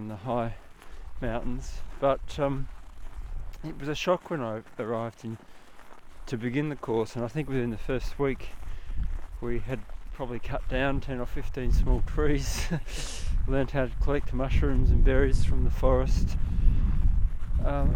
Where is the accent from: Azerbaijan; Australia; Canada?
Australia; moved away as an adult; I'm from Australia, but I came to Finland